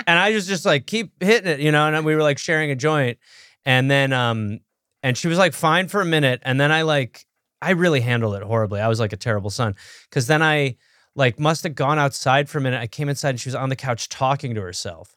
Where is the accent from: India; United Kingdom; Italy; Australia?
United Kingdom; England; I'm English